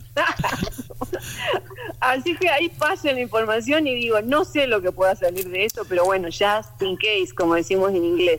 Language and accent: Spanish; Argentina; moved away; soy argentina pero viviendo afuera